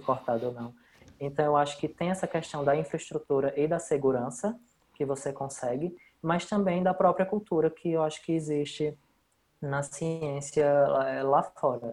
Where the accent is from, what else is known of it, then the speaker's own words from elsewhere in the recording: Brazil; moved away as an adult; eu saí do Brasil